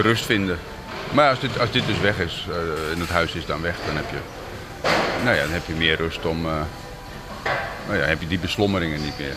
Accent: Krimpen aan den IJssel, South Holland, Netherlands; born or raised there; moved away as an adult; now in Kyiv, Ukraine

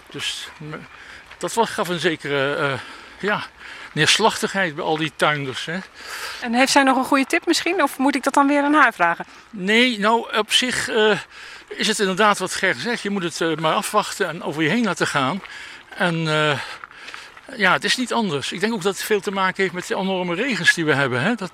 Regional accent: Limburg, Netherlands; Die eh, natuurlijk eh, vooral in mijn jeugd in Limburg zich eh, afspelen.

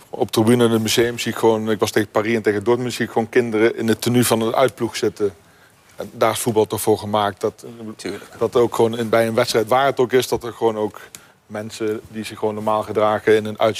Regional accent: Nijmegen, Gelderland, Netherlands; ik kom natuurlijk uit Nijmegen.

